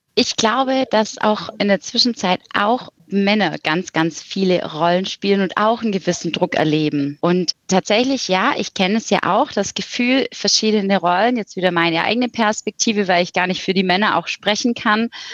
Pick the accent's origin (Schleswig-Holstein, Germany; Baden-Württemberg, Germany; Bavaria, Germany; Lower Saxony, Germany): Baden-Württemberg, Germany; Swabia; accent: leicht schwäbisch; moved away as an adult; also born or lived in Ulm; now in Düsseldorf, Germany; ein leicht schwäbischer Akzent mitschwingt, möglicherweise, als aus dem Süden komme